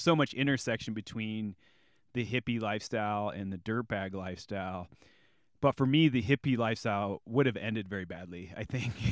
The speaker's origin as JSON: {"language": "English", "town": "Bloomington", "region": "Illinois", "country": "United States", "tie": "born or raised there", "also_born_or_lived": "Gunnison, Colorado", "moved": "yes", "said": "my hometown in Bloomington Normal"}